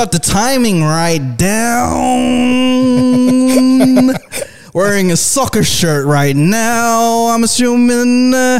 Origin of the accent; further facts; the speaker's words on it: Philippines; I am Filipino.